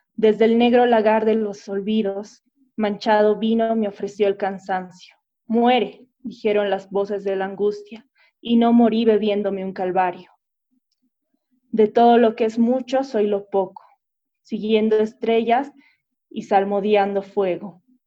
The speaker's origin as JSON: {"language": "Spanish", "country": "Bolivia", "said": "nosotros mismos como bolivianos o como pueblo."}